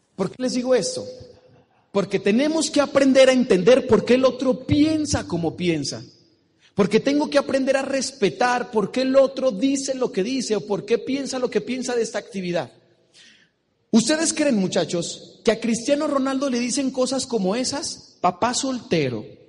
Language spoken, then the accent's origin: Spanish; Mexico; Soy de México, de la tierra del tequila, del mariachi